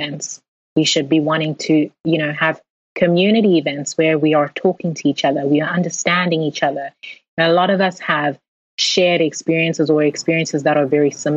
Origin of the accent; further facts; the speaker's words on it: South Africa; moved away; we were growing up in South Africa